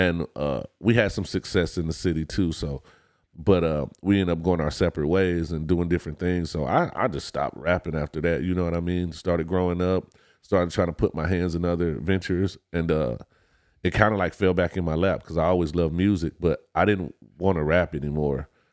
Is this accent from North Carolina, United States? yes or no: no; Detroit, Michigan, United States; I'm originally from Detroit, Michigan